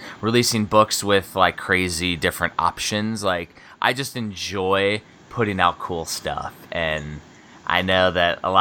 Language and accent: English; United States; also born or lived in Vilseck, Germany; being American